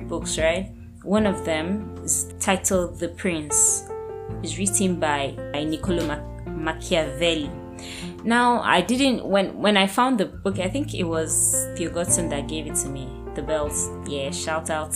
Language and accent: English; Nigeria; growing up, I was always a very patriotic Nigerian